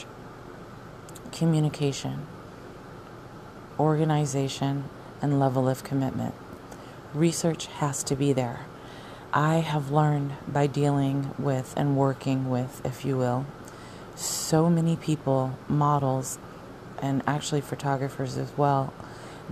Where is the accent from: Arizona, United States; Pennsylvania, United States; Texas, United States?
Arizona, United States; moved away; I'm from Arizona